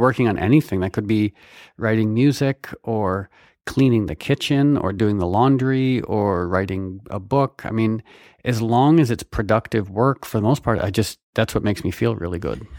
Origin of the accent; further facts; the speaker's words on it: Connecticut, United States; I grew up in Connecticut